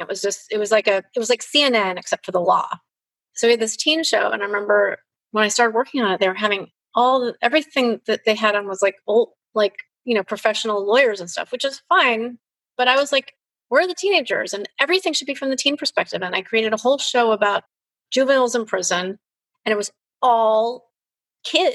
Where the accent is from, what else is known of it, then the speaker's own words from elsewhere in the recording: Chicago, Illinois, United States; moved away; I grew up in Chicago in a really privileged environment